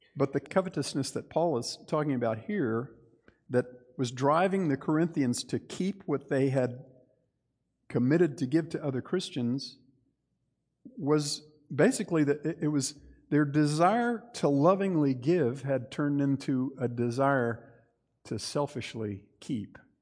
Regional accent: Texas, United States; I'm Texan

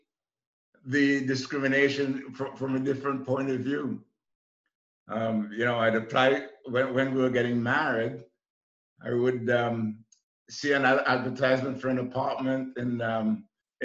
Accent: Trinidad & Tobago; moved away as an adult; also born or lived in New York; I came from the West Indies, and in 1961 I was completing a college course in accounting in Trinidad

